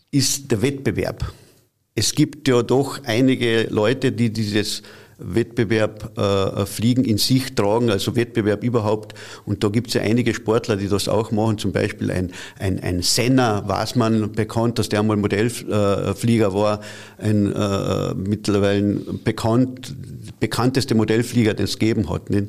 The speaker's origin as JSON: {"language": "German", "region": "Carinthia", "country": "Austria", "said": "Es gibt ja ein Flugzeugwerk hat es gegeben bei uns in Kärnten und das war in Seeboden bei Milstadt."}